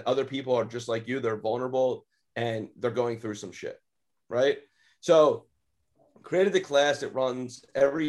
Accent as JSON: {"language": "English", "area": "Lower Moreland, Philadelphia area", "region": "Pennsylvania", "country": "United States", "tie": "born or raised there", "said": "I'm from Lower Moreland High School. So that's the school I went"}